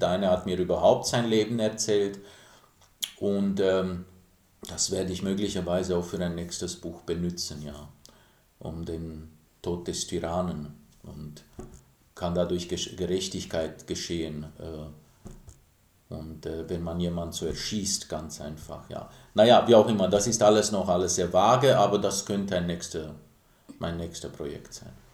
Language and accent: German; Timișoara, Timiș County, Romania; moved away; Ich bin in Timisoara aufgewachsen, mittendrin am Bahnhof